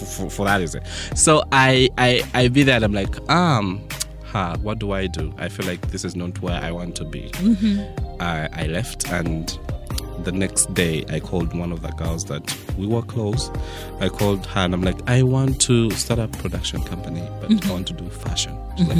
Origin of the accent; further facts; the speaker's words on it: Mukono, Central Region, Uganda; I was born in Mukono, I was raised in Mukono. I went to school, my primary schools were in Mukono.